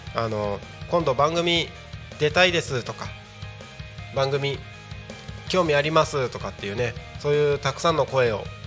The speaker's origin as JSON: {"language": "Japanese", "town": "Takko", "region": "Aomori", "country": "Japan", "tie": "born or raised there", "moved": "as an adult", "lives_now": "Tako, Japan", "said": "僕が、えーとまあ、生まれ育った青森県の田子町ってところ"}